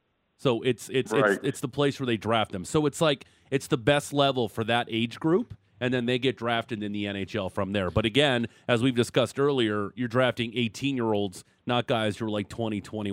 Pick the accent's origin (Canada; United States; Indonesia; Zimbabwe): Canada; Niagara Falls, Ontario; Niagara Falls, Ontario.